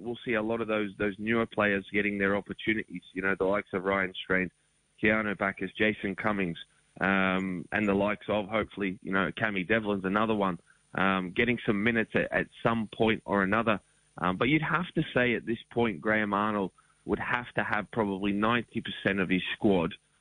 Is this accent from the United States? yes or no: no; Australia; we're Australian